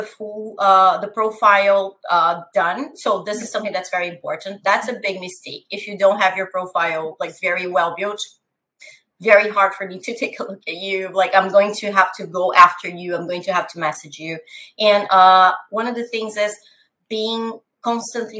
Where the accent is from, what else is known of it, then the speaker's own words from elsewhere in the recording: São Paulo, Brazil; English is a second language; moved away as an adult; now in Canada; I am originally from Brazil, from São Paulo